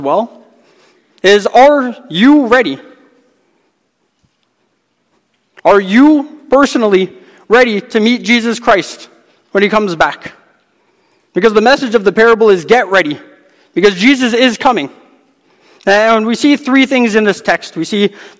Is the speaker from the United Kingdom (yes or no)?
no; Hamilton, Ontario, Canada; I'm from Hamilton, Ontario